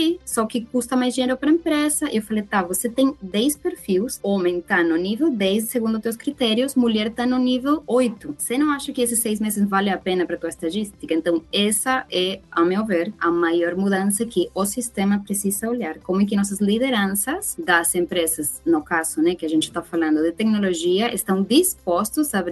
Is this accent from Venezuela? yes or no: yes; Venezuela; Portuguese is a second language; now in Brazil; Eu sou venezuelana, que vim para o Brasil com o status de refugiada para ter uma vida melhor